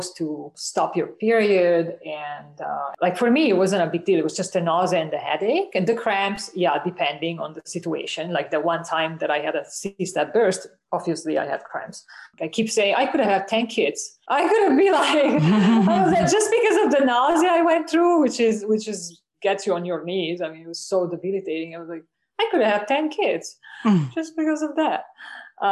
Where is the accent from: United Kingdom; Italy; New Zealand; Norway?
Italy; moved away as an adult; also born or lived in United States / Canada; I grew up in Italy.